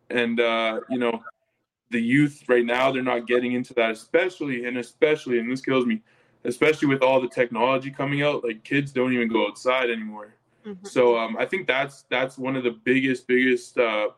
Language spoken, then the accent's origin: English; Calgary, Alberta, Canada; moved away as an adult; now in Edmonton, Canada; I grew up in Calgary my whole life, played football there my whole life